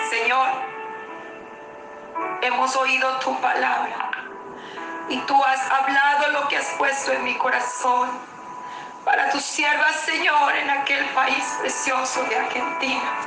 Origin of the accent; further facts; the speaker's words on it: Venezuela; moved away as an adult; prácticamente que no regreso a mi país, Venezuela. Yo soy nacida en Venezuela. Estuve fuera del país durante todo este tiempo.